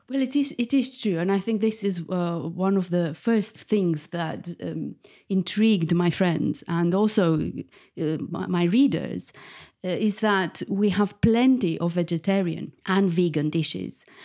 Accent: Bucharest, Romania; moved away as an adult; now in United Kingdom; I was born in Bucharest, the capital of Romania, and I moved to the U K fifteen years ago

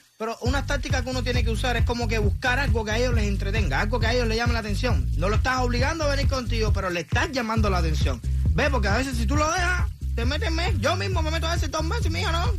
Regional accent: Cuba; Yo soy una gente de campo, soy cubano de campo

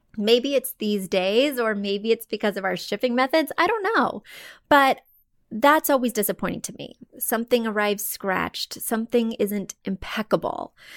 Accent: Missouri, United States; moved away; I come from Missouri, very poor and humble roots.

